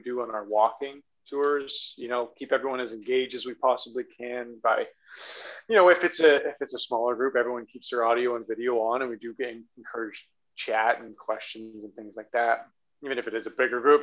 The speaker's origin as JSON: {"language": "English", "town": "Hamilton", "region": "Ontario", "country": "Canada", "tie": "born or raised there", "lives_now": "Toronto, Canada", "said": "I'm born and raised Hamilton before I moved to Toronto"}